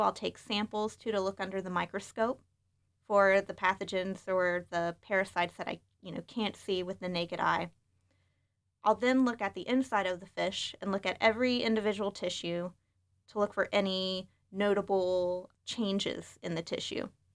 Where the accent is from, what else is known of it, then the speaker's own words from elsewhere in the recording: West Virginia, United States; now in Michigan, United States; I'm originally from West Virginia, so growing up, I spent a lot of time outdoors.